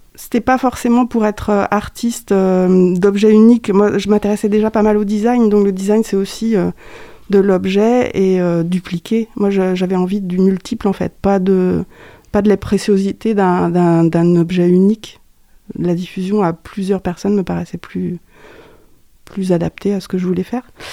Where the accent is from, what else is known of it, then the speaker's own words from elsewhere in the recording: Landivisiau, Brittany, France; moved away as an adult; also born or lived in Angers; originaire du Finistère. Je suis né à L'Andiviso. c'est une ville pas très loin de Morlaix, entre Morlaix et Brest. Donc, je suis une Bretonne